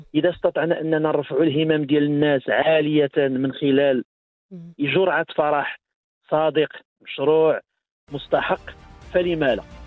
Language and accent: Arabic; Morocco; احنا مغاربه